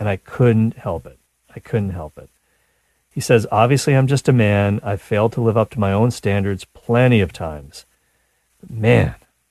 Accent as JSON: {"language": "English", "country": "Canada", "said": "I'm Canadian"}